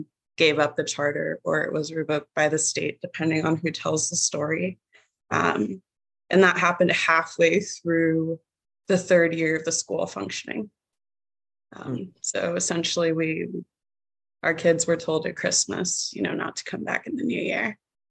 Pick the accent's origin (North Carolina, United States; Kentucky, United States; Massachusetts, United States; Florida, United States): Florida, United States; Miami; moved away as an adult; now in Maryland, United States; I'm a first generation immigrant kid from Miami. My family is from Jamaica, both my mom and dad, though very different parts